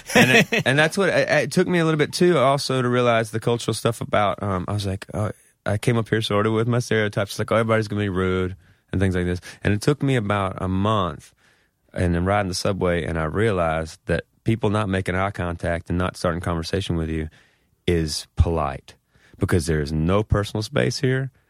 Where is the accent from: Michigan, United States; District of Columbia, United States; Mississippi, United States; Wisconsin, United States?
Mississippi, United States; moved away as an adult; also born or lived in Memphis, Tennessee / Brooklyn, New York; now in New York, United States; growing up in Mississippi